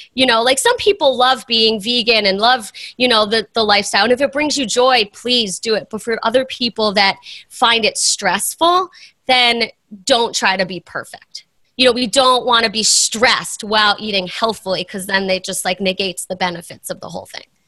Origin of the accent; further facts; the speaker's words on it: East Coast, United States; moved away as an adult; I'm from the East Coast